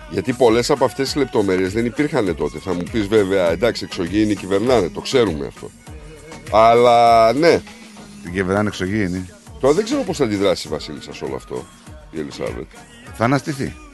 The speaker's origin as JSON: {"language": "Greek", "town": "Athens", "region": "Attica", "country": "Greece", "tie": "born or raised there", "said": "Και εγώ δεν είμαι Αθηνέζο, φίλε. Έτυχε να μεγαλώσω εκεί."}